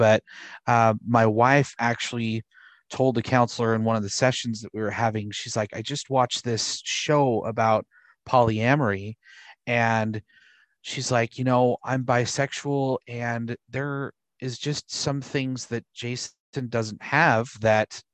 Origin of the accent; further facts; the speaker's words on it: Utah, United States; I grew up in Utah